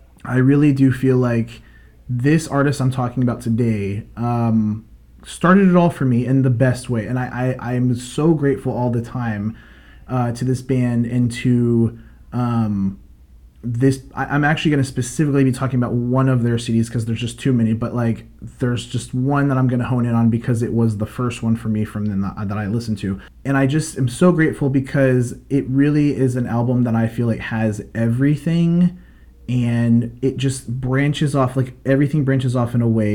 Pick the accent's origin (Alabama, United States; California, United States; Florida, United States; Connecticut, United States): Florida, United States; Tampa; moved away; I'm originally from Tampa